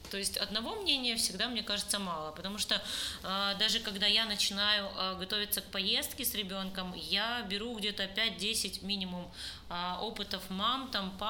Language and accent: Russian; Crimea, Ukraine; потому что я крымчанка, и я там заявляла, что Крым все-таки не их, а мой личный, потому что я там родилась